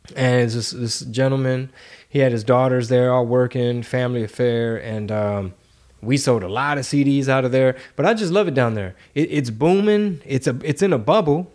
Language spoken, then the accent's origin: English; Houston, Texas, United States; we're from Houston